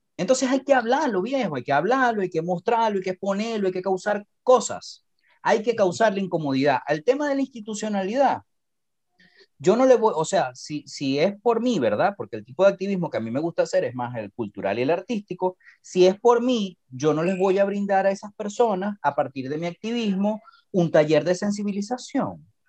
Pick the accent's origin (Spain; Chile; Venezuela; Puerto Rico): Venezuela; now in Costa Rica; yo vengo de Venezuela